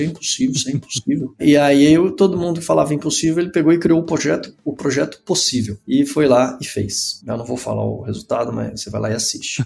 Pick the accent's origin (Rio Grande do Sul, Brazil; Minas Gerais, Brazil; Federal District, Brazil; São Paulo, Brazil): Federal District, Brazil; Brasília; sou natural de Brasília